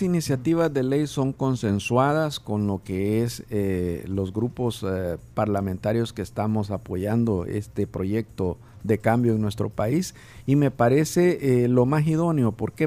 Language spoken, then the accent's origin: Spanish; El Salvador; nosotros como salvadoreños